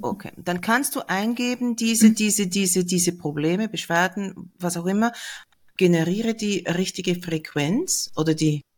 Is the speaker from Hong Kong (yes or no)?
no; Switzerland; Bei uns ist die größte Stadt Zürich